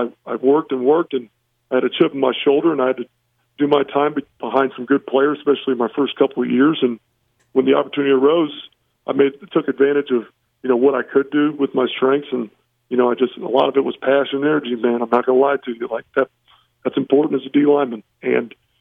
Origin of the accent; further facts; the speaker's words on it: Indianapolis, Indiana, United States; also born or lived in Notre Dame, Indiana; now in Harrisonburg, United States; That's where I'm born and raised, yep. Downtown